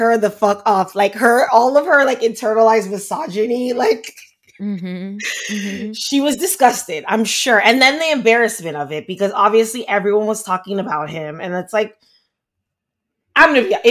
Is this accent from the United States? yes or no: yes; Miami, Florida, United States; I grew up in Miami